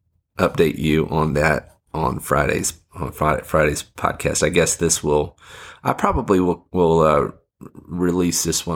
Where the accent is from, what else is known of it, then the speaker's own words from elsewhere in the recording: Fiji; it got me thinking about growing up in Fiji.